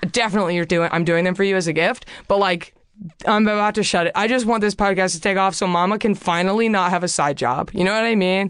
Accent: Garland, Texas, United States; moved away as an adult; now in Los Angeles, United States; my hometown and try Garland, Texas

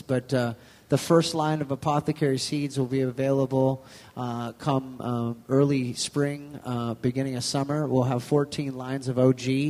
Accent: Aleutian Islands, Alaska, United States; I grew up in the Aleutian Islands. My family owned fishing boats and canneries

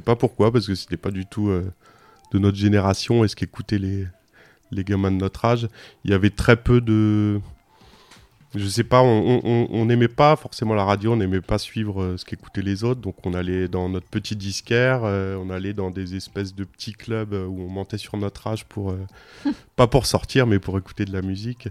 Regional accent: Bourges, Centre-Val de Loire, France; now in Lyon, France; je suis né à Bourges

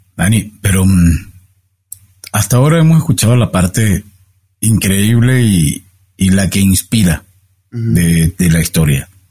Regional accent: Caracas, Capital District, Venezuela; moved away; yo me crié y pasé la mayor, una buena parte de mi vida en Caracas, soy venezolano caraqueño

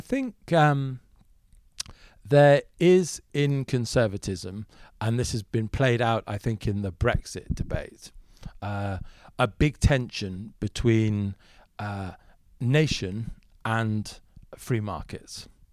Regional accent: Germany; moved away; I grew up in Germany for a large part of my upbringing

